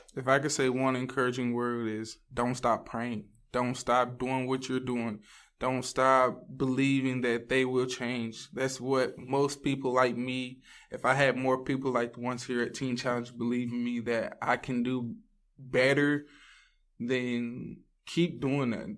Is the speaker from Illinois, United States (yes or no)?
no; Ville Platte, Louisiana, United States; moved away as an adult; now in Texas, United States; I'm from Ville Platte, Louisiana. I grew up there